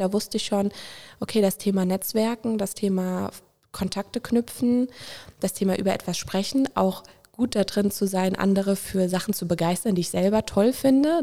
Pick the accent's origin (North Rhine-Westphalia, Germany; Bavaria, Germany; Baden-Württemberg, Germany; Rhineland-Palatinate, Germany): Rhineland-Palatinate, Germany; Winningen; also born or lived in Koblenz; Ich bin an der Mosel aufgewachsen, in Winningen und in Prodenbach